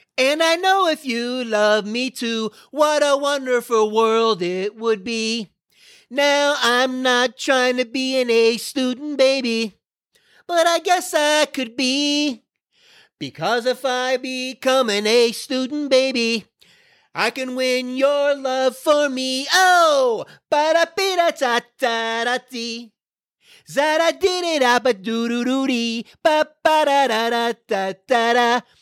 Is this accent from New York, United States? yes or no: no; Florida, United States; now in Dallas, United States; I'm from Florida